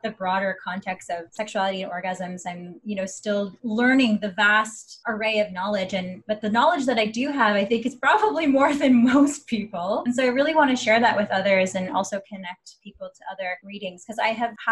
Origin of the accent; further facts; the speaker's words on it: Angus, Ontario, Canada; born and raised in Ontario, a small town called Angus, moved to the big city